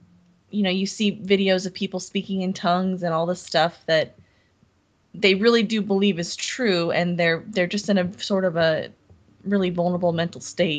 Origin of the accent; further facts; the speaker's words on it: Montana, United States; born there; I was born in Montana and during summers, I'd go to Montana